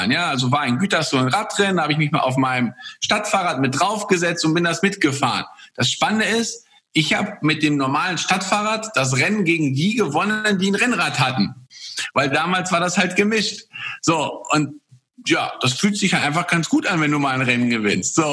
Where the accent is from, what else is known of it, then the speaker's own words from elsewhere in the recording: Poland; born there; ist auch in seinem Land, also ich komme gebürtig aus, aus Polen, ähm, ist mein, mein Vater damals polnischer Meister gewesen